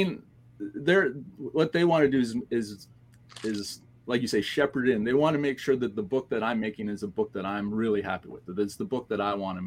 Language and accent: English; Canada; I'm Canadian